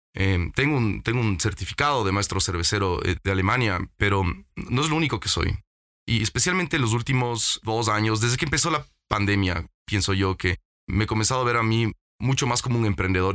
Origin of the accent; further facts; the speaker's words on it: Ecuador; regresé al Ecuador